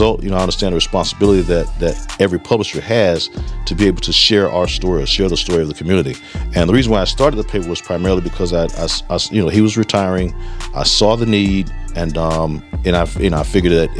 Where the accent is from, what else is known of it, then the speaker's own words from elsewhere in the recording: South Florida, United States; I'm originally from South Florida